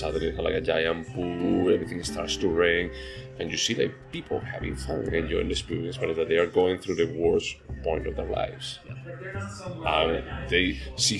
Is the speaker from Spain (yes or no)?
yes; Spain; I'm from Spain